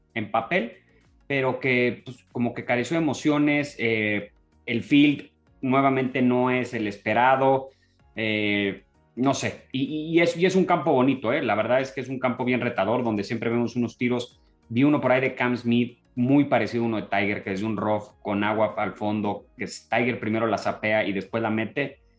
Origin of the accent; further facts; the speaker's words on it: Mexico; como mexicanos